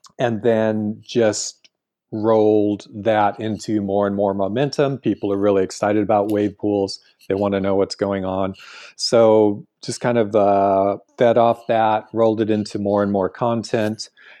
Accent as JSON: {"language": "English", "region": "California", "country": "United States", "said": "And of course, being a Californian where everything was built in the last 50 years"}